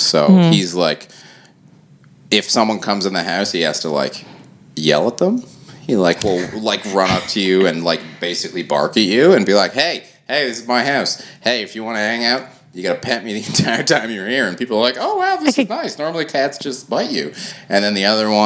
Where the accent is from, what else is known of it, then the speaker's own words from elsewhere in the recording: Toronto, Ontario, Canada; I grew up in Toronto